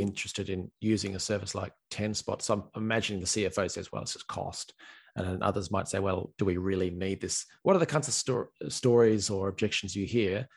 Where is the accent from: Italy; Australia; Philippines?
Australia; now in Ireland; I'm an Aussie